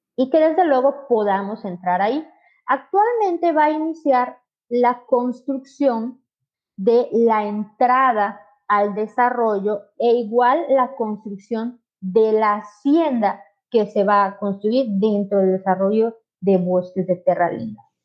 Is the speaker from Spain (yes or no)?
no; Mérida, Yucatán, Mexico; yo soy de Mérida, este, en Yucateca. Casi toda mi vida he vivido en Yucatán.